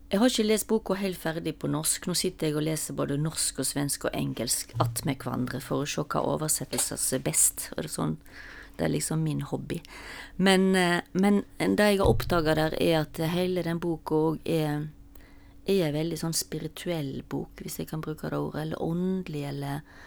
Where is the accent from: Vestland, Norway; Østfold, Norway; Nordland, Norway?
Vestland, Norway; Stord; moved away; jeg kommer fra Stord, og da sa vi ofte 'Hvem går du etter?'